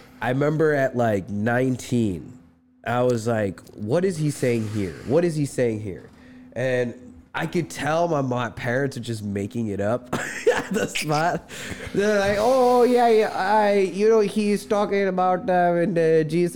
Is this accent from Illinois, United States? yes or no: yes; Chicago, Illinois, United States; moved away as an adult; also born or lived in Dallas, Texas; I was born in Chicago.